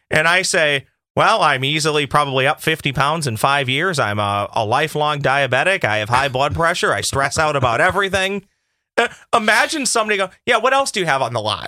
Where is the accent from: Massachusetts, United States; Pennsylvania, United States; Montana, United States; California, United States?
Massachusetts, United States; Boston; I'm from Boston